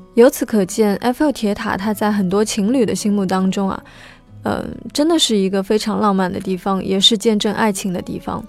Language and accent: Chinese; Shanghai, China; 作为一个上海人，我是从来都没有登上过东方明珠的